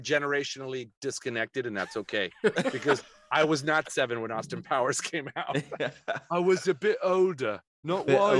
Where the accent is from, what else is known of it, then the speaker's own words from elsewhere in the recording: Colombia; also born or lived in Puerto Rico / Venezuela / Hong Kong; I speak fluent Spanish. I was raised in Colombia, Puerto Rico, Venezuela, and then lived in Hong Kong.